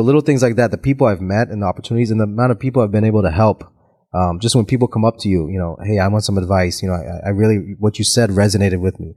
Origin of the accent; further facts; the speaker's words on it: Tampa, Florida, United States; also born or lived in Auckland, New Zealand / Los Angeles; born in Auckland, New Zealand, but I grew up here in Tampa, Florida.